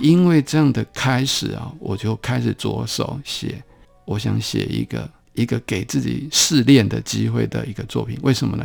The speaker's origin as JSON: {"language": "Chinese", "region": "Taipei", "country": "Taiwan", "tie": "born or raised there", "said": "我是成长在台北市比较边缘的一个地方，叫，那时候叫做景美嗯。的一个小地方啦"}